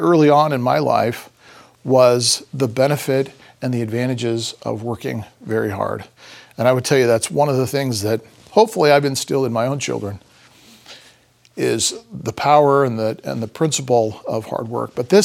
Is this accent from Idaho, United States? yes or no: yes; Idaho Falls, Idaho, United States; also born or lived in Paris, France; now in Boise, United States; I grew up in Idaho Falls, or Ammon, and we spent a lot of time in Boise.